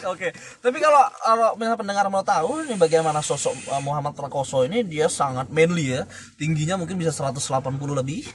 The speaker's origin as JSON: {"language": "Indonesian", "town": "Medan", "region": "North Sumatra", "country": "Indonesia", "said": "gua itu dari Medan sebenarnya ya Medan terus uh, gua lulusan dari universitas negeri di salah satu Sumatera Utara"}